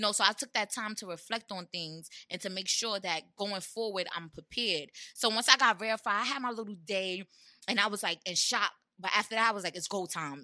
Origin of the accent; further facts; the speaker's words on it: New York City, New York, United States; That's where I'm from. I'm from Brownsville